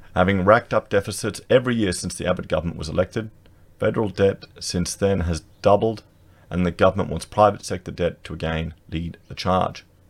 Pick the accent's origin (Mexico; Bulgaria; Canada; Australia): Australia